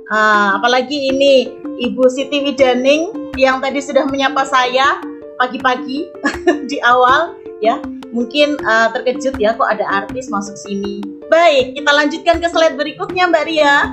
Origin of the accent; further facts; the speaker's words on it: Kudus, Central Java, Indonesia; saya dari Kudus yang sekarang sedang viral di uh, dunia uh, dan akhirat ya